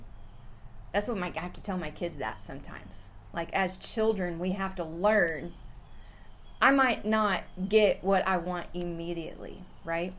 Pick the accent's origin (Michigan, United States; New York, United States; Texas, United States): Texas, United States; Houston; I'm from the Houston region, I live in the outskirts of the Houston area